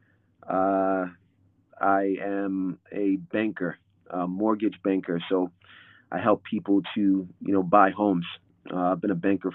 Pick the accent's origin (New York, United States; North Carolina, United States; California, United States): New York, United States; New York City; I'm from New York, basketball town, Brooklyn, New York in particular.